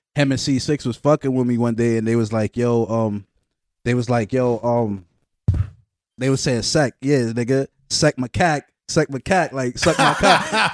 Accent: New York City, New York, United States; I'm from Brooklyn, man

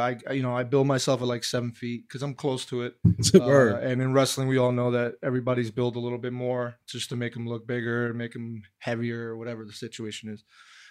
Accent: New Jersey, United States; We're all from Hudson County. We all know

